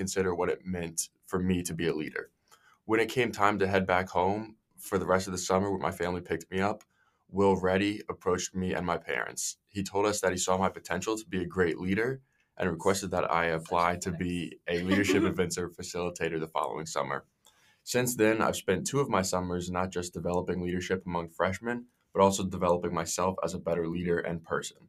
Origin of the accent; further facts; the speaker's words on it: Spotsylvania, Virginia, United States; I'm a junior from Spotsylvania, Virginia